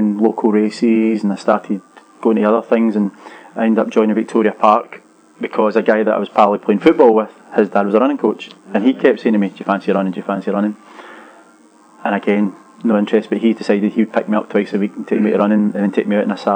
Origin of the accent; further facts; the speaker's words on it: west of Scotland, United Kingdom; growing up in Scotland and the west of Scotland